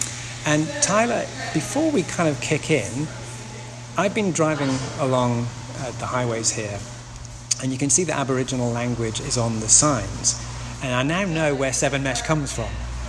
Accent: Newcastle upon Tyne, North East England, United Kingdom; he hails from my home city of Newcastle-upon-Tyne in the northeast of England.

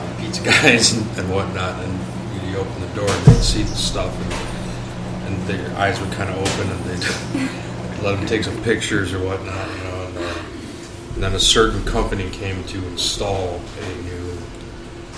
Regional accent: Chicago, Illinois, United States; I am from Chicago

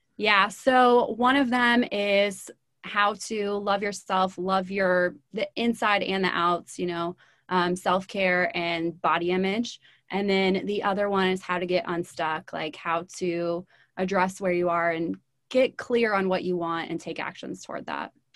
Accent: Midwest, United States; also born or lived in Los Angeles; now in Atlanta, United States; So, I am from the Midwest

